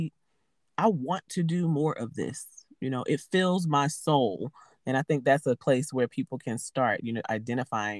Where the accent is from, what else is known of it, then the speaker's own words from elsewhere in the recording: New York City, New York, United States; I'm originally from Harlem, New York, born and raised there